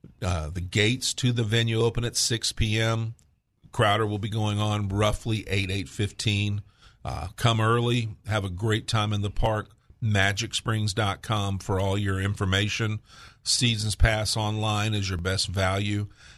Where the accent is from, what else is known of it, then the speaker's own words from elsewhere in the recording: Nashville, Tennessee, United States; I'm from over at, you know, Nashville.